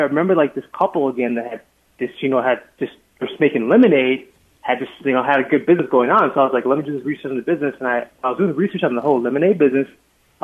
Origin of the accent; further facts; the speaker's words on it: Liberia; now in United States; I'm originally not from this country. So I'm actually from Liberia originally. I'm actually an immigrant, like a refugee